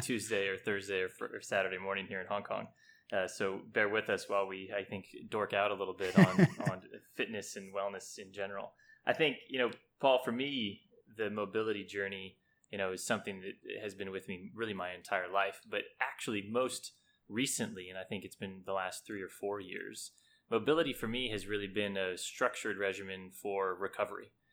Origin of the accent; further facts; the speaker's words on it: California, United States; we grew up in California back in the sixties and seventies.